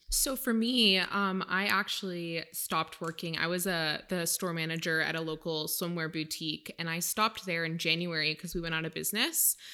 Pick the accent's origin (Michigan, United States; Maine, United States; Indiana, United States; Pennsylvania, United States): Maine, United States; now in California, United States; I am originally from Maine